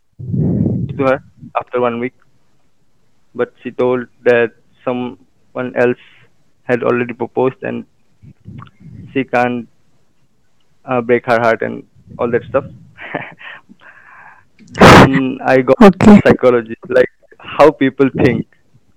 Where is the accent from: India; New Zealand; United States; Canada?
India; Assam; I'm from Assam and I'm an engineering student